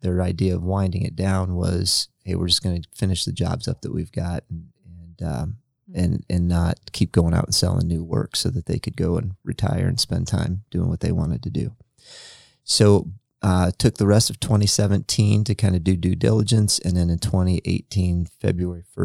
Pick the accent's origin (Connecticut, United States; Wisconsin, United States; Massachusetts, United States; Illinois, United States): Illinois, United States; Freeport; moved away as an adult; now in Marion, United States; my hometown is a town that's almost identical to Marion, Indiana. It's called Freeport, Illinois.